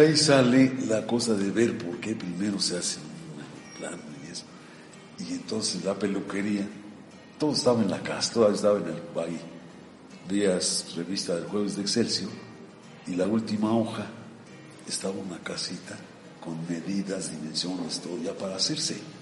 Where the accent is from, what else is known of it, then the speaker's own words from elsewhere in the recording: Pachuca, Hidalgo, Mexico; Yo soy originario de Pachuca Hidalgo, soy tuzo. Nací en un barrio muy popular de Pachuca